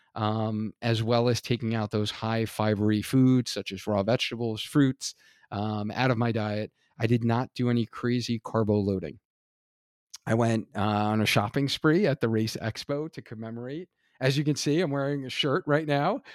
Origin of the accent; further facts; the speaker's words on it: Hartford, Connecticut, United States; Hartford, Connecticut. This is my hometown